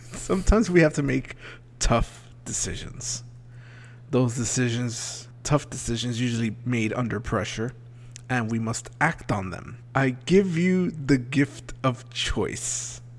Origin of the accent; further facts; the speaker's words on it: South Florida, United States; growing up in South Florida, I was always taught to keep your doors locked.